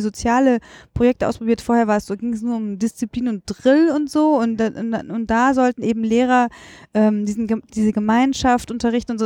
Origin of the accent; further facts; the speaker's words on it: Düsseldorf, North Rhine-Westphalia, Germany; moved away as an adult; now in Berlin, Germany; in meiner Heimatstadt, ich identifiziere mich total. Ich bin da groß geworden